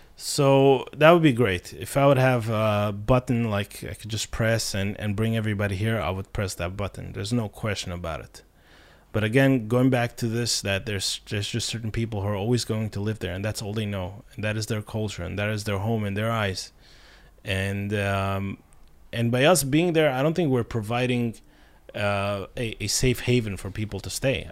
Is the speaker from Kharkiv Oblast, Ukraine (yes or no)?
yes; Kharkiv, Kharkiv Oblast, Ukraine; moved away as an adult; also born or lived in New York; now in Israel; I grew up in Kharkov all my life